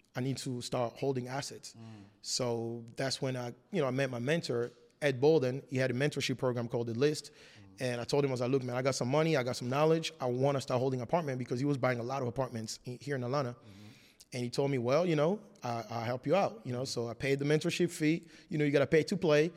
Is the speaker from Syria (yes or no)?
no; France; English is a second language; moved away as an adult; also born or lived in Congo; now in United States; I was born in the Congo and moved to France when I was four years old